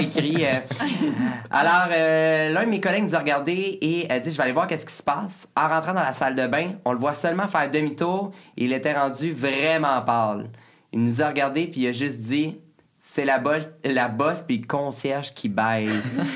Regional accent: Lanaudière, Quebec, Canada; on vient toutes de, de la Naudière

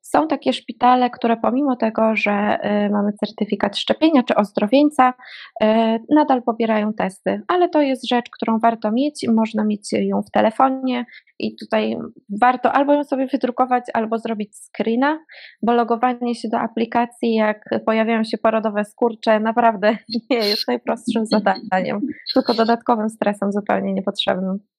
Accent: Łódź, Łódź Voivodeship, Poland; moved away as an adult; now in Warsaw, Poland; ja pochodzę z Łodzi

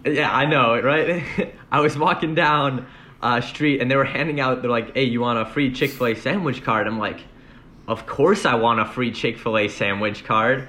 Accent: Oak Creek, Wisconsin, United States; now in Madison, United States; I'm from Oak Creek, Wisconsin, and I'm majoring in mechanical engineering

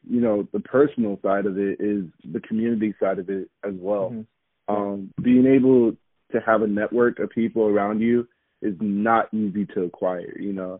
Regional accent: Japan; also born or lived in South Korea / Okinawa, Japan; So I grew up in Japan and Korea, for most of my, you know, growth stages, I would say, from 8 years old to 17. And I guess just growing up overseas really showed me what community really is.

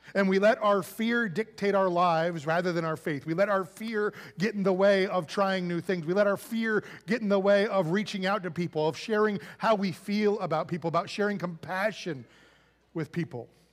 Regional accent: United States; being an American

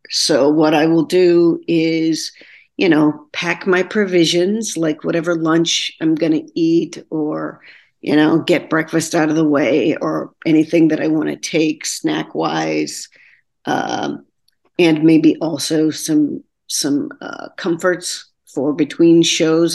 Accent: Texarkana, Texas, United States; moved away as an adult; also born or lived in Austin, Texas; now in New York City, United States; I'm originally from Texarkana, Texas

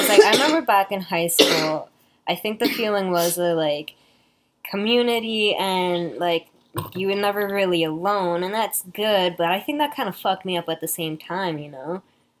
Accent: Peterborough, Ontario, Canada; born or raised there

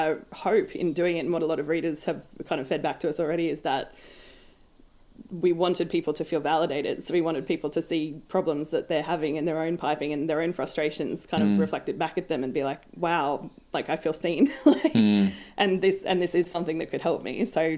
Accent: Australia; as an Australian

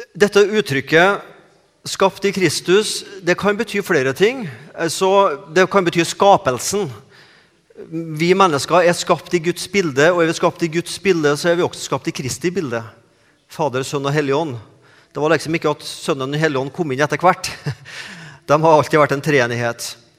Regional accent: Trøndelag, Norway; accent: Trøndersk; moved away as an adult; now in Sandnes, Norway

